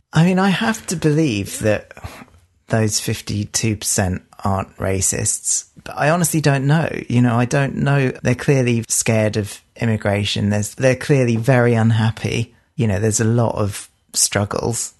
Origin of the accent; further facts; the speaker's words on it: United Kingdom; we are British